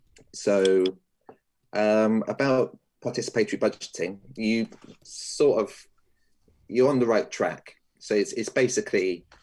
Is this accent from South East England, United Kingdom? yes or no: yes; Portsmouth, South East England, United Kingdom; born there; I was born in Portsmouth back in 1973. And I've actually only been living in Portsmouth since 2013